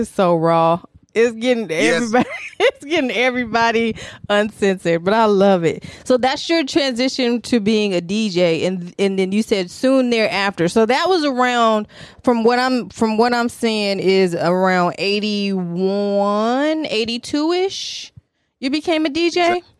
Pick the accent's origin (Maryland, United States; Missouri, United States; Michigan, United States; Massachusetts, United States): Michigan, United States; Detroit; now in Virginia Beach, United States; No, I'm originally from Detroit. I live in Virginia. No, I live in Virginia Beach right now.